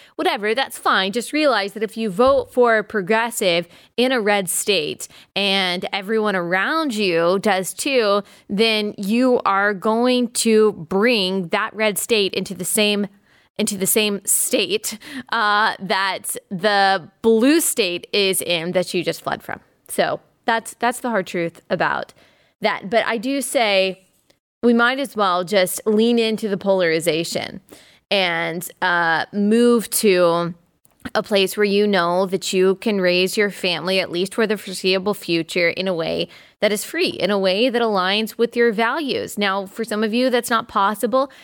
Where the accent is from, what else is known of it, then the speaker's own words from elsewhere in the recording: the South, United States; I'm from the South